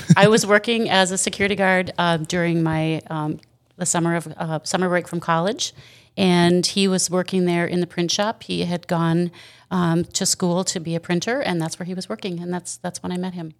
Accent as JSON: {"language": "English", "region": "Wisconsin", "country": "United States", "tie": "born or raised there", "also_born_or_lived": "Burnsville, Minnesota", "moved": "yes", "lives_now": "Otter Tail, United States", "said": "I lived in Wisconsin when I was a kid"}